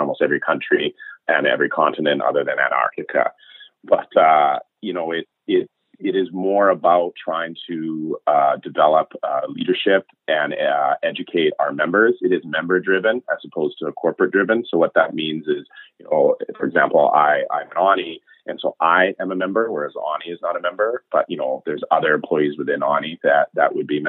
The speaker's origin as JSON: {"language": "English", "town": "Richmond", "region": "British Columbia", "country": "Canada", "tie": "born or raised there", "also_born_or_lived": "West End, Vancouver", "said": "I grew up in Richmond, actually, born and raised in Richmond."}